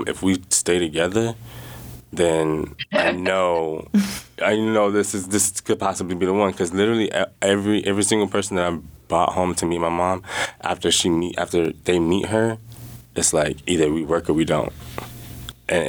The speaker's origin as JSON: {"language": "English", "town": "Jacksonville", "region": "Florida", "country": "United States", "tie": "born or raised there", "moved": "yes", "lives_now": "Juneau, United States", "said": "growing up in Jacksonville, Florida, it was very diverse."}